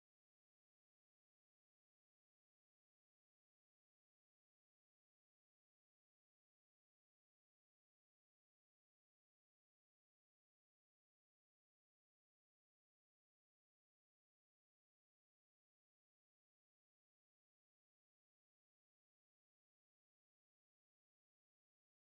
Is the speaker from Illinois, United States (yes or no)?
yes; Chicago, Illinois, United States; I'm from Chicago.